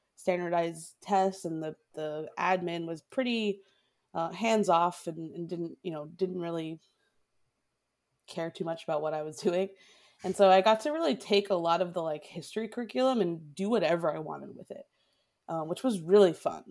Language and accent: English; Boston, Massachusetts, United States; moved away as an adult; also born or lived in Oakland, California; now in Wisconsin, United States; my hometown of Boston